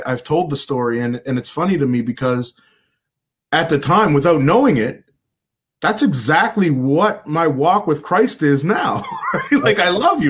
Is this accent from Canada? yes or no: yes; Halifax, Nova Scotia, Canada; I grew up in a community, North End Halifax